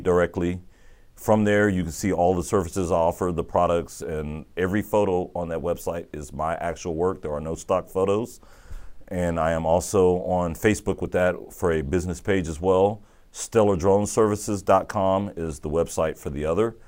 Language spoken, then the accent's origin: English; Austin, Texas, United States; moved away; Austin, where we grew up in North Austin